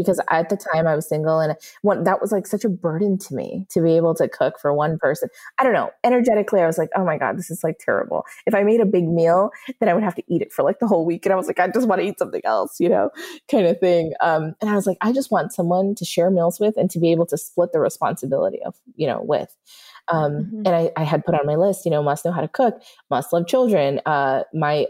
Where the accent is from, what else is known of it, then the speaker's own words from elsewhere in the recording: New York, United States; moved away; we're both also from New York and we met in Florida